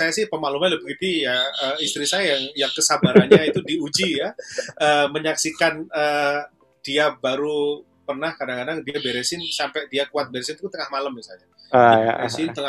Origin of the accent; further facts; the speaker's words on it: Surakarta, Central Java, Indonesia; Jogja kampung halamannya ibunya Solo kampung halaman saya